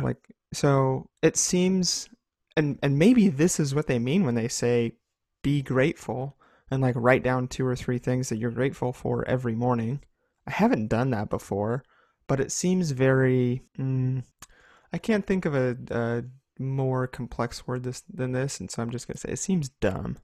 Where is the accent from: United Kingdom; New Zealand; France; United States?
United States; as an American people, um, we have grown up